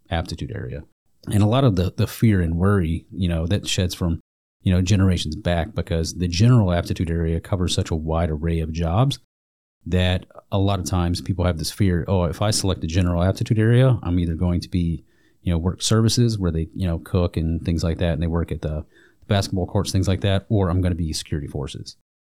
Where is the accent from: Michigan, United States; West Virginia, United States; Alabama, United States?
Alabama, United States; moved away as an adult; I'm originally from Alabama